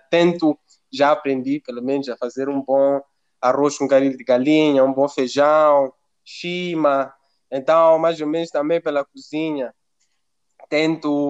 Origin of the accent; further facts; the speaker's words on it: Mozambique; now in Italy; sou, sou de Moçambique, sou africano. E é uma coisa que eu tento, por exemplo, implementar mesmo em Itália.